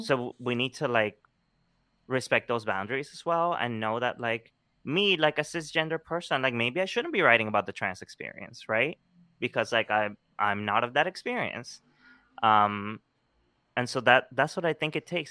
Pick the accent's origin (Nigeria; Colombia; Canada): Colombia; moved away; growing up in Colombia, I was always, like, you know, taking things out of the trash